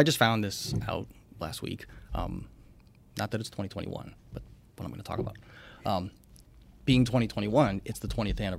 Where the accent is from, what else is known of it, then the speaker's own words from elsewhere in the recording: Florida, United States; moved away as an adult; also born or lived in California; now in Long Island, United States; I was born and raised in Florida.